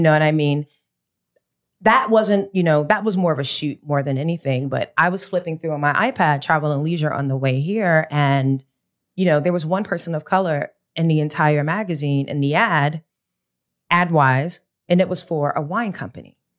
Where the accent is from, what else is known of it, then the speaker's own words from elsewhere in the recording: United States; very American